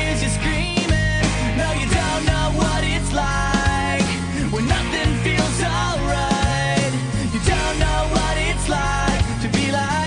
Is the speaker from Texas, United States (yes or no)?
yes; Houston, Texas, United States; moved away; I seriously just drove down to be in my hometown